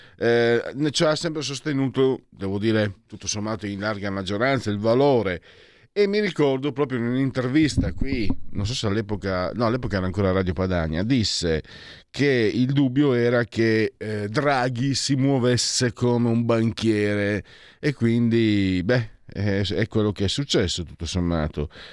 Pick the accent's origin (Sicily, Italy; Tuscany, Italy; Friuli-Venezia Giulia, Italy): Friuli-Venezia Giulia, Italy; Io vengo dal Friuli